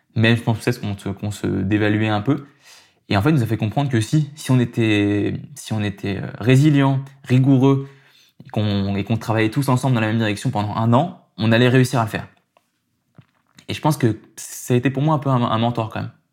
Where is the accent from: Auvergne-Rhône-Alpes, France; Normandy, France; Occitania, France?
Auvergne-Rhône-Alpes, France; Aix-les-Bains; moved away as an adult; now in Lyon, France; je suis né à Aix-les-Bains, dans un petit village en Savoie